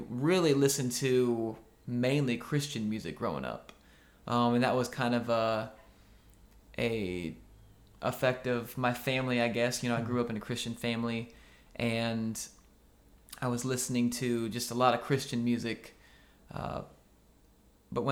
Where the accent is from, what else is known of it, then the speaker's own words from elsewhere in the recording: Oskaloosa, Iowa, United States; moved away as an adult; now in Nashville, United States; That was in Iowa. Yeah, Oskaloosa, Iowa. My family actually still lives there. I went to middle school and high school there